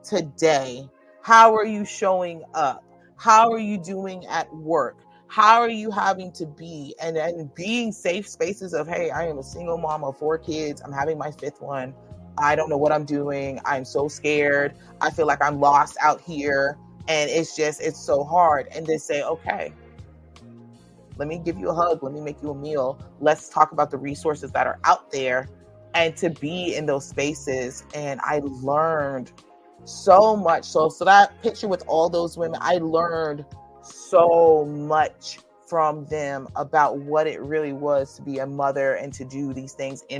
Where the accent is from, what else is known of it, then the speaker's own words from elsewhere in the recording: St. Petersburg, Florida, United States; I'm from St. Petersburg, Florida